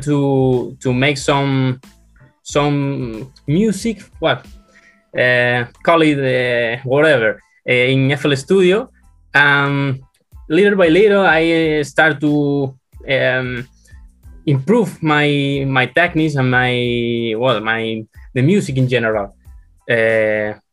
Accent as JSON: {"language": "English", "country": "Spain", "said": "I'm from Spain."}